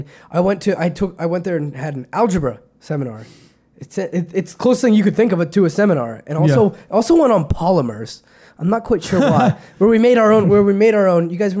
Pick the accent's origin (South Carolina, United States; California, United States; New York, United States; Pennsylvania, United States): Pennsylvania, United States; I'm from Pennsylvania